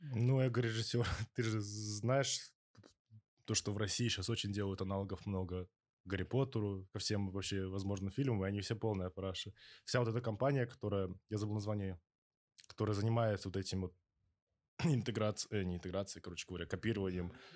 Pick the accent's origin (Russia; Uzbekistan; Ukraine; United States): Uzbekistan; now in Australia; я из Узбекистана, это долбанная деревня